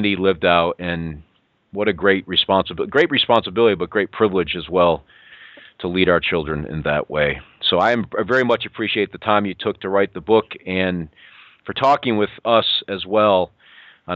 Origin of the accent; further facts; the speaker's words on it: Western New York, United States; moved away; I'm a Western New Yorker, in case you haven't picked up on it. I'm from Western New York. I lived my years in the snow